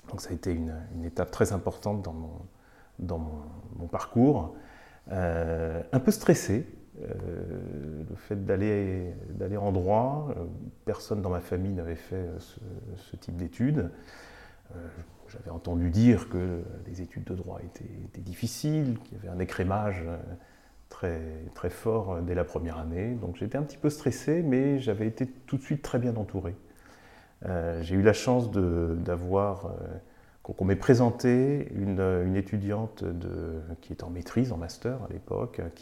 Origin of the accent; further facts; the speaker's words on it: Nantes, Pays de la Loire, France; moved away as an adult; also born or lived in Bordeaux; now in Paris, France; moi j'ai grandi à Nantes, je suis nantais, c'est là que j'ai toutes mes, racines et mon histoire, euh, la première partie de ma vie. J'ai vécu 22 ans à Nantes.